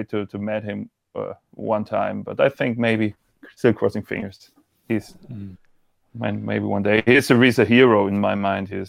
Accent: Freiburg, Baden-Württemberg, Germany; English is a second language; oh you can also talk German to me I'm from Freiburg

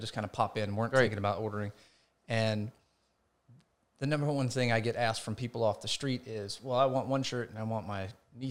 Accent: Homer, Georgia, United States; And when we moved to the location where I grew up in Homer, Georgia, her office was located in the back room of the house.

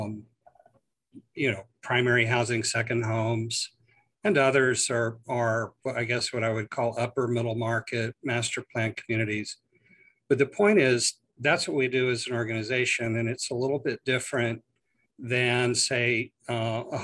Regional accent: Houston, Texas, United States; I'm a native Texan

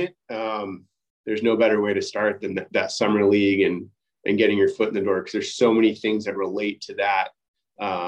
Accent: Southern California, United States; I grew up in Southern California

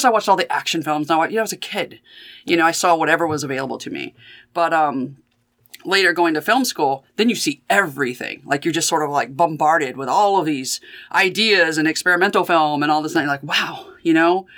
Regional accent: Mathis, Texas, United States; moved away as an adult; also born or lived in Athens, Ohio; now in Cincinnati, United States; growing up in Mathis, Texas

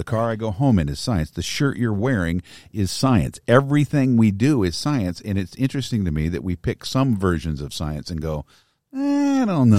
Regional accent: Pekin, Illinois, United States; Pekin's Mineral Springs Park. {S0} Okay. {S1} My hometown. That's where I grew up.

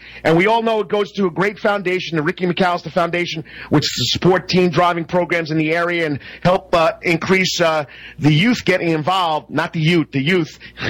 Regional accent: the North, United States; now in Savannah, United States; Coach, you're from the North, I'm from the North.

